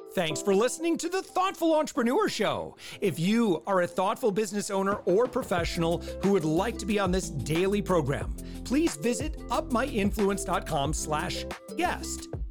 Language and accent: English; United States; as an American